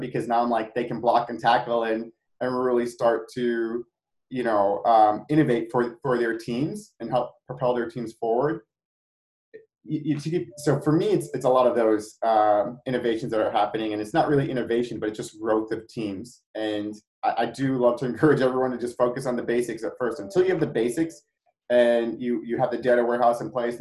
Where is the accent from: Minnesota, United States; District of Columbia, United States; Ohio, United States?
Ohio, United States; Cleveland; I'm from Cleveland